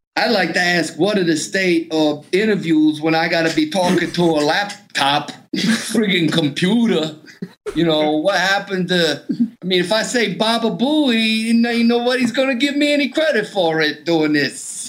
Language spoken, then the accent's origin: English; the South, United States; I grew up a Methodist in the South